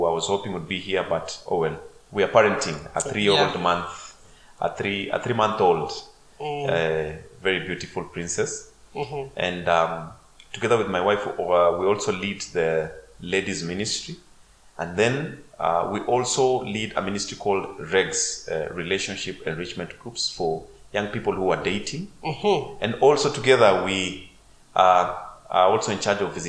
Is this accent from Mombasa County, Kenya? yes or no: yes; Mombasa, Mombasa County, Kenya; I grew up in Coast, in Mombasa.